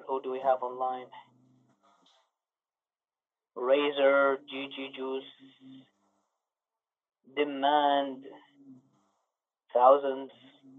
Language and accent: English; Canada; I'm from Canada.